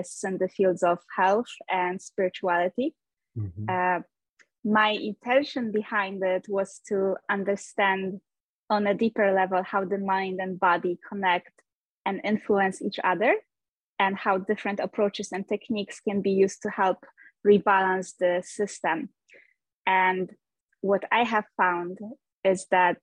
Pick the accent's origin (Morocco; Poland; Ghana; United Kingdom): Poland; moved away as an adult; also born or lived in United States; now in Norway; I am originally from Poland, but I left my home country pretty young. When I was 21, I moved to the United States